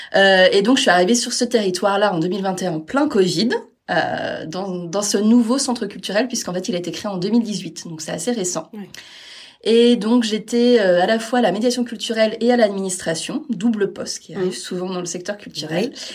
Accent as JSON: {"language": "French", "town": "Caen", "region": "Normandy", "country": "France", "tie": "born or raised there", "said": "je suis née à Caen, mais j'ai pas mal vadrouillé pour les études et puis pour les premiers postes."}